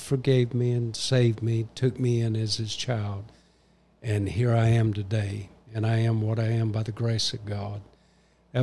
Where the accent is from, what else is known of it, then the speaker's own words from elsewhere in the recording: Waycross, Georgia, United States; also born or lived in Gainesville; to start a church in my hometown of Waycross